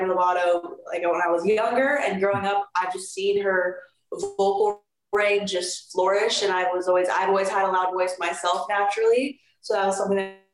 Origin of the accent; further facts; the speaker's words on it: Jacksonville, Florida, United States; also born or lived in Hialeah, Florida; I'm adopted from Hialeah, Florida. Mm-hmm. Both my parents lived down there for a couple years, let's say 10 years. Mm-hmm. And then when I was around 3 years old, I decided, my family, not me, but my family decided to move up to Jacksonville